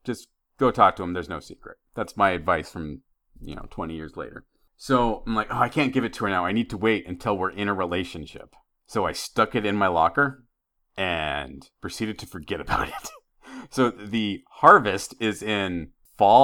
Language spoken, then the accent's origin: English; Idaho, United States; When I was growing up in Idaho